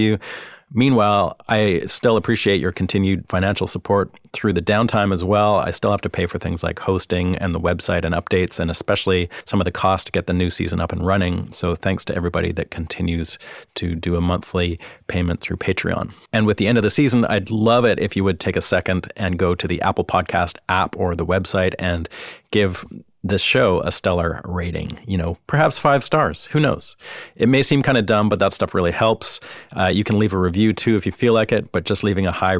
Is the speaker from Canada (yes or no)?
yes; Vancouver, British Columbia, Canada; now in Nashville, United States; I'm from Vancouver